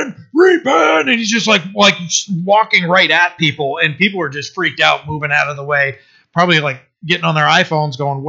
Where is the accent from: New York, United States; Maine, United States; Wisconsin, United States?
Maine, United States; I'm from Maine